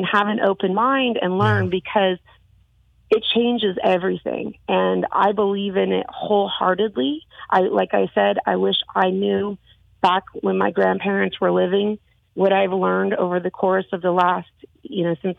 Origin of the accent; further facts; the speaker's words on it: the Bible Belt, United States; I was raised in the Bible Belt. I had those issues with my father growing up.